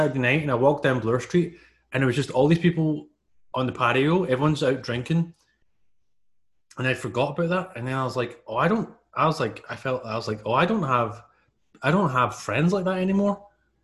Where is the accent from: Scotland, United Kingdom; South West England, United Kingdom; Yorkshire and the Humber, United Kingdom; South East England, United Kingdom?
Scotland, United Kingdom; I'm from Scotland.